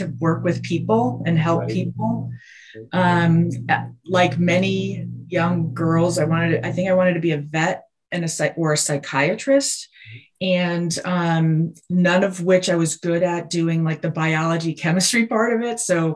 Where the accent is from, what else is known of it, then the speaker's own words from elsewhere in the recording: Wilbraham, Massachusetts, United States; moved away as an adult; also born or lived in New Jersey; I was born in New Jersey, but grew up in Massachusetts outside of Springfield in Wilbraham